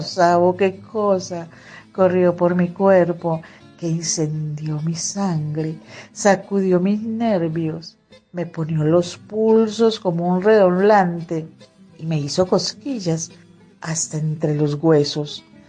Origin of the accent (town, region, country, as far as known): Magdalena Medio, Colombia; born or raised there